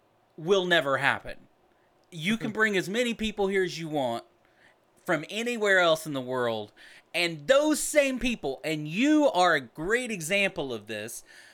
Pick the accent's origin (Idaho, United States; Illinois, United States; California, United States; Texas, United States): Texas, United States; I came from Texas clay. I was born in Texas, raised in Texas, and my parents are in this Texas earth